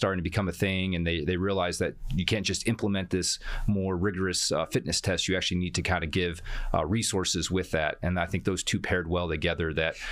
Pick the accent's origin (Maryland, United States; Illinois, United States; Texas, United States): Illinois, United States; Chicago; now in Fort Bliss, United States; I'm from Chicago as well. So yeah, Windy City all around.